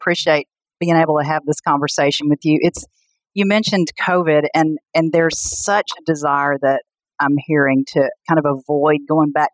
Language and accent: English; Pocahontas, Arkansas, United States; moved away as an adult; also born or lived in Arizona; now in Arkansas, United States; I grew up in Pocahontas, Arkansas, which is a small town in northeast Arkansas